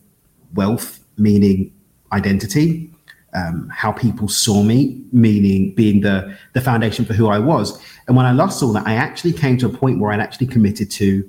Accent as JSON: {"language": "English", "region": "London", "country": "United Kingdom", "tie": "born or raised there", "said": "I'm born and raised in East London in the UK."}